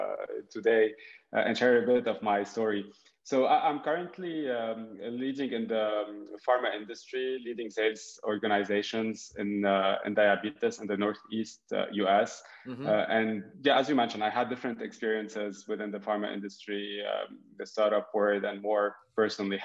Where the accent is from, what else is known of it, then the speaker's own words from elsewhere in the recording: Lebanon; now in United States; I was born and raised in Lebanon